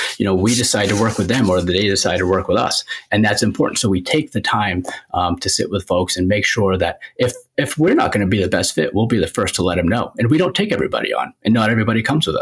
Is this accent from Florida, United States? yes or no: no; Biddeford, Maine, United States; also born or lived in New Hampshire / Scarborough, Maine; I grew up in Biddeford, went to school in New Hampshire, went to college in New Hampshire, and now I live in Scarborough